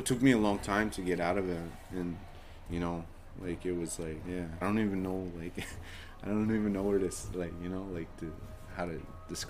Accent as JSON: {"language": "English", "town": "Vancouver", "region": "British Columbia", "country": "Canada", "tie": "born or raised there", "said": "I grew up in Vancouver. You know, I never really knew my culture or where I came from, right?"}